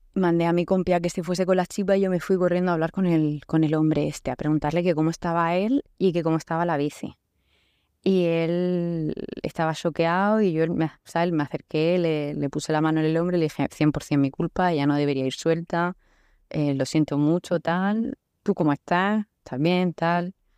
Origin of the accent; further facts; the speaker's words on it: Murcia, Region of Murcia, Spain; also born or lived in Canada; Soy de Murcia